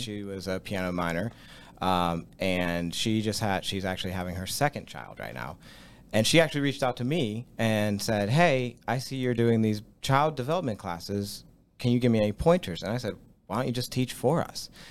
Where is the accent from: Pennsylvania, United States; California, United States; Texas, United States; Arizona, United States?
Pennsylvania, United States; Latrobe; I grew up in Latrobe. Like, I lived here my whole